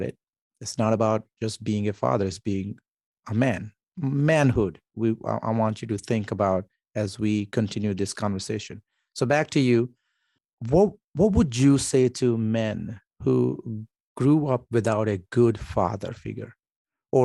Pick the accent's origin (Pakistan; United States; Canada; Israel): Pakistan; moved away; I come from Pakistan